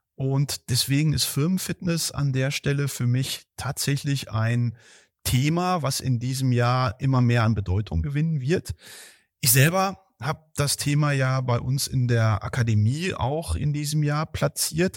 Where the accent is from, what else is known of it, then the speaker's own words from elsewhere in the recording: Heeren, Germany; moved away; in meinem Heimatdorf, wo fünfhundert Seelen in Heeren, jetzt wisst ihr, wo ich herkomme